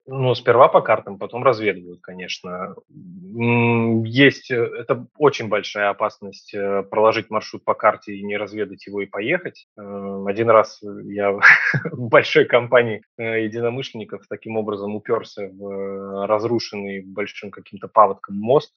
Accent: Saint Petersburg, Russia; Я из Петербурга

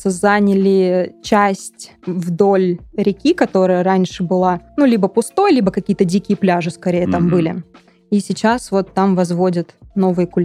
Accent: Kemerovo, Kemerovo Oblast, Russia; moved away; я из Кемерово, и я ни разу не была в Новокузнецке.

